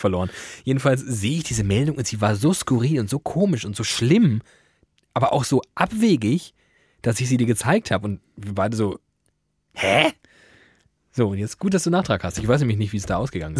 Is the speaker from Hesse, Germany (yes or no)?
yes; Frankfurt am Main, Hesse, Germany; beheimatet in meiner Heimat, Frankfurt am Main